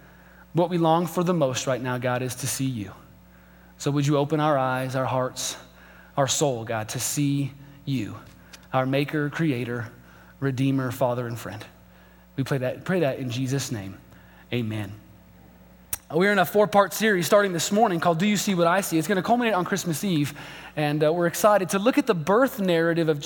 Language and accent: English; Albuquerque, New Mexico, United States; my hometown of Albuquerque, we are not a sports town.